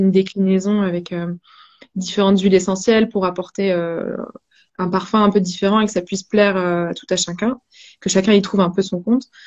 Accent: Brittany, France; on est breton tous les deux avec Boris

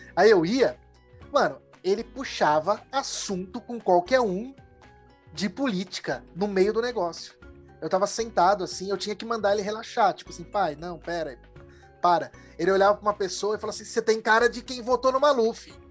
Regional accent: São Paulo, Brazil; Eu, que sou de São Paulo

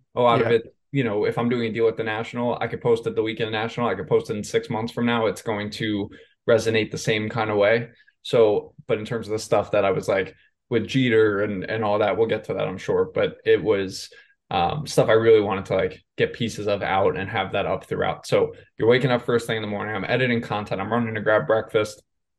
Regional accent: New York, United States; I grew up in New York.

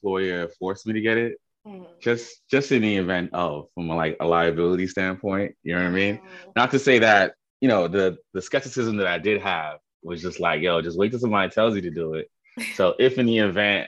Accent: New York City, New York, United States; I'm from Queens, Jamaica, New York. Born and raised, been here 30 years

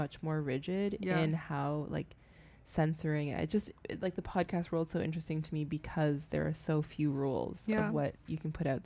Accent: Canada; moved away; I'm Canadian

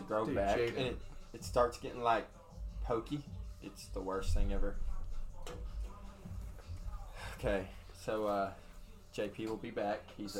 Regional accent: Searcy, Arkansas, United States; also born or lived in Pangburn, Arkansas / Bald Knob, Arkansas / Bradford, Arkansas; I was born in Searcy, Arkansas.

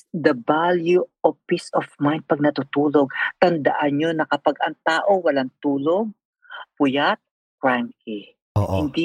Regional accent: Philippines; moved away; one time umuwi ako sa Pilipinas.

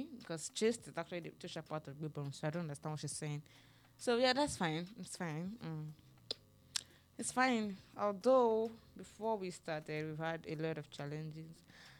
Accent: Oyo, Nigeria; Yes, I'm from Oyo State.

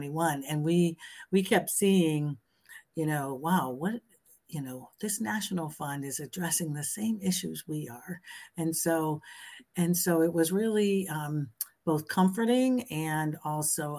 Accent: Springfield, United States; I was born and raised in Springfield

